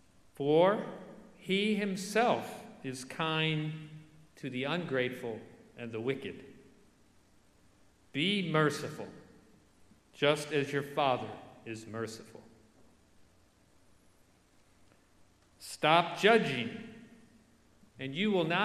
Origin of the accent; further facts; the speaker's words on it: Detroit, Michigan, United States; I grew up in Detroit